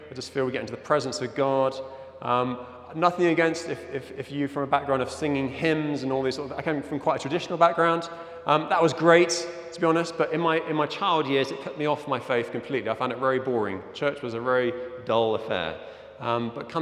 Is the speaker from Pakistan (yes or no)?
no; Zimbabwe; moved away; I'm originally from Zimbabwe